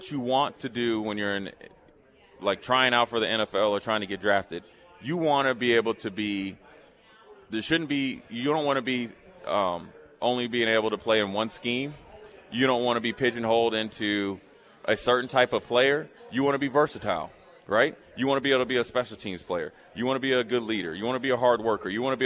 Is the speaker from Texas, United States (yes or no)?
no; Frederick, Maryland, United States; moved away; also born or lived in Nebraska; I'm from Frederick, Maryland, went to University of Nebraska, linebacker